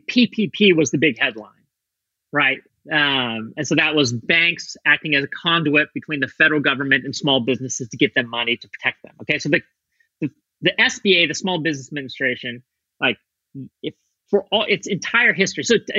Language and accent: English; Torrington, Wyoming, United States; moved away; Torrington, Wyoming, where I grew up